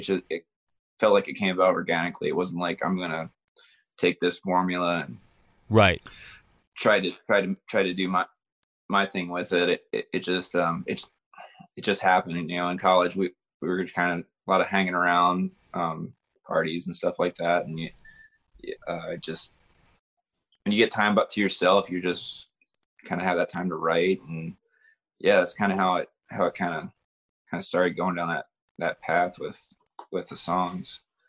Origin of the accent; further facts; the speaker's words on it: Baltimore, Maryland, United States; Baltimore, Maryland.